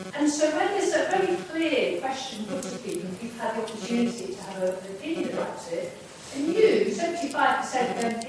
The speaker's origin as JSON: {"language": "English", "town": "Nottingham", "region": "East Midlands", "country": "United Kingdom", "said": "I'm from Nottingham"}